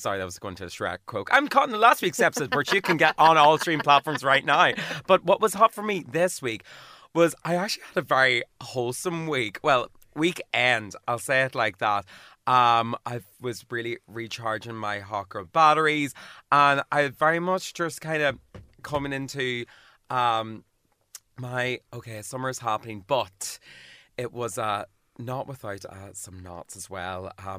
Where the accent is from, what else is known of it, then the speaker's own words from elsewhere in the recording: Derry, Northern Ireland, United Kingdom; I'm from Lark Hill and Derry.